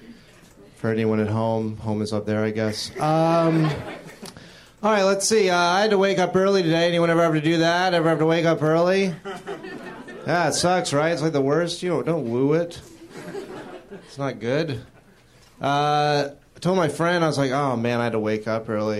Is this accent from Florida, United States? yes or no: yes; Jacksonville, Florida, United States; moved away; I'm originally from Florida